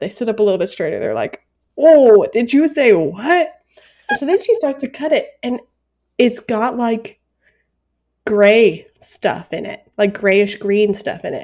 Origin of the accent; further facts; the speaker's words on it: United States; I'm American